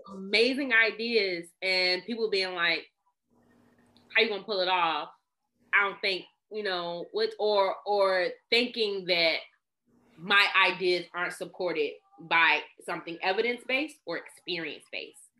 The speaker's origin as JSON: {"language": "English", "town": "Washington", "region": "District of Columbia", "country": "United States", "said": "I'm from Northeast DC, baby. You know, I'm from, I'm the pride of Capitol Hill"}